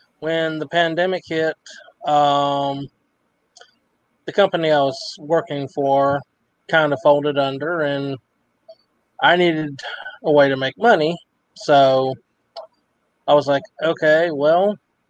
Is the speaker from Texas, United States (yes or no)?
yes; Abilene, Texas, United States; I'm originally from Abilene, Texas